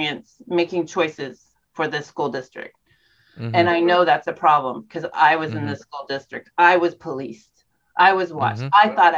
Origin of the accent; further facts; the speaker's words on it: the South, United States; now in Eugene, United States; I was raised in the South